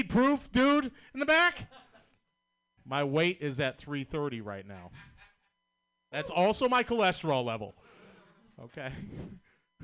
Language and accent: English; Boston, Massachusetts, United States; accent: Boston; I'm from Boston, Massachusetts. You know how fucking hard it is to have a Boston accent in 2020 America